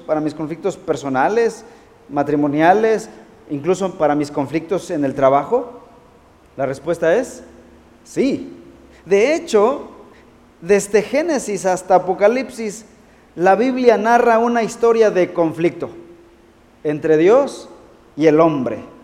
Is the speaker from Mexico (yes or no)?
yes; Mexico; como decimos en México